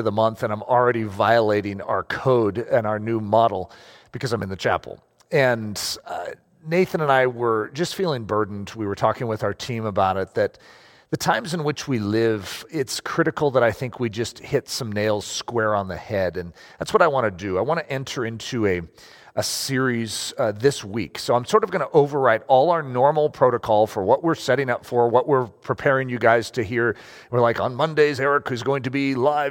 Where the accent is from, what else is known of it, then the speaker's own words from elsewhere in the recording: United States; I'm American